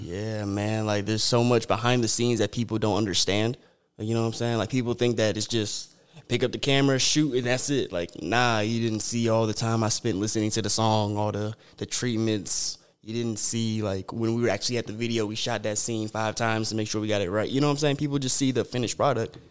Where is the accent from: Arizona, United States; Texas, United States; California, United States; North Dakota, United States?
Arizona, United States; Sierra Vista; I'm from Sierra Vista, Arizona. It's about a hour and a half from Tucson